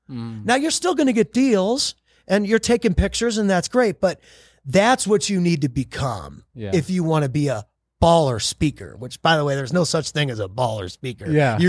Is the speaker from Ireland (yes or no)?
no; Texas, United States; I usually say Southern Highlands because I'm from Texas.